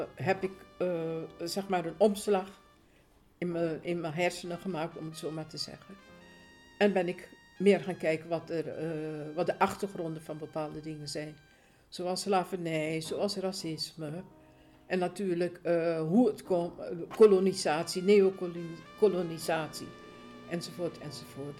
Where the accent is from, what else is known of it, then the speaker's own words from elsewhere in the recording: Suriname; now in Netherlands; Ik ben eh, geboren in Suriname. Eh, ik woon ruim 50 jaar woon ik, eh, in Nederland.